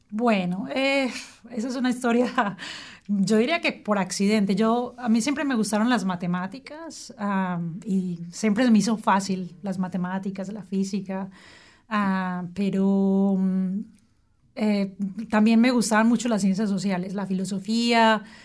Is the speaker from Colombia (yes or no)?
yes; Colombia; moved away as an adult; now in Wellington, New Zealand; después de que me vine de Colombia, trabajé